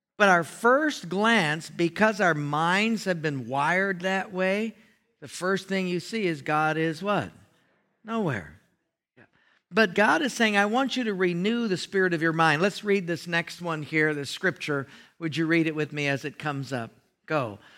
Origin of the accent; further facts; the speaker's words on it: Hawaii, United States; it was a housing where I grew up in Hawaii, very tough